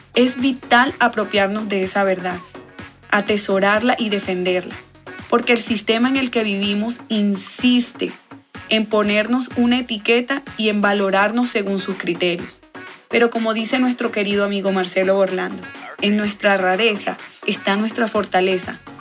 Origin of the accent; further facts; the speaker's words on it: Valledupar, Cesar, Colombia; Soy de Valledupar, Colombia, la capital mundial del vallenato. Mi tierra